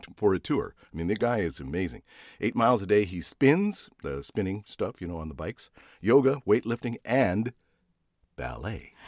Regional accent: Canada; moved away; I was born in Canada.

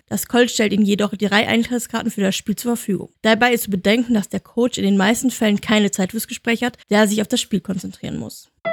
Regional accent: Germany; Bei uns in Deutschland

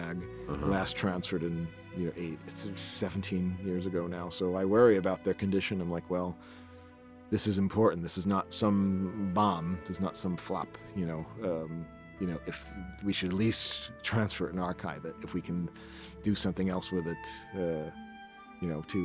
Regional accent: New York, United States; as a kid, seeing it as a New Yorker

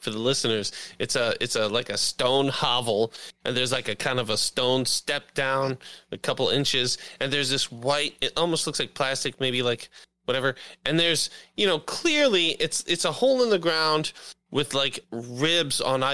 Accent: United States; I'm American and stiff and fucking old

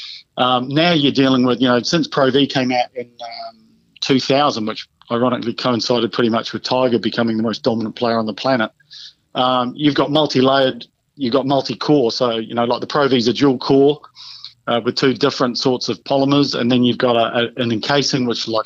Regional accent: Dunedin, Otago, New Zealand; Balmaceda where I grew up

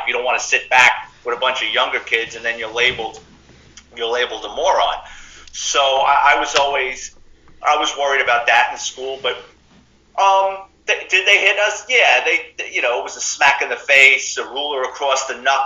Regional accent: New York City, New York, United States; me growing up in the Bronx in the 70s and 80s

